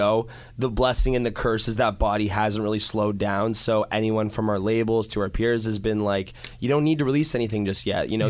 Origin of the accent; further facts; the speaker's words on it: Toronto, Ontario, Canada; I'm from Toronto